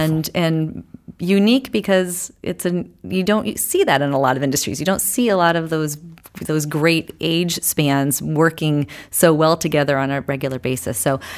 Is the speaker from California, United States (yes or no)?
no; Guilford, New Hampshire, United States; also born or lived in Laconia; So I, too, am a Lakes Region native. I grew up in Guilford. Actually born in Laconia, moved over to Guilford. So been in this area a long time, moved out of the area, came back.